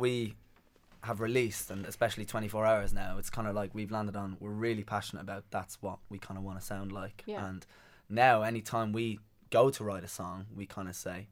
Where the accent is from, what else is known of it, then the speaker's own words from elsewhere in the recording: Dublin, Leinster, Ireland; me growing up in Dublin, I went to lots of gigs.